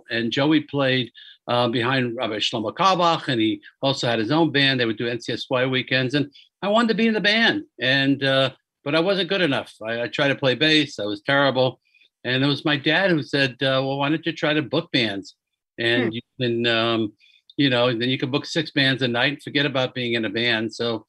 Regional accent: Hackensack, New Jersey, United States; I grew up in Hackensack, New Jersey. My dad was a Holocaust survivor, and he was the cantor at the synagogue and in Hackensack. And, you know, we were Orthodox.

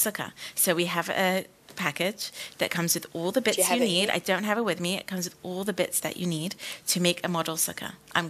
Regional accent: United Kingdom; We're both British, so it was very complicated.

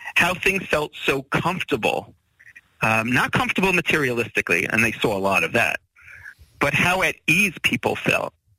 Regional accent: United States; moved away as an adult; now in Israel; I'm also American born, you know, bred

